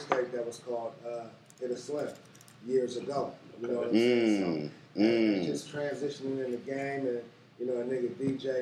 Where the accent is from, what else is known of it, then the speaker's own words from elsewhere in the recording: Richmond, California, United States; also born or lived in East Coast / Oakland, California; I came then from the town, I went from junior high school all through high school and everything, and was raised in Richmond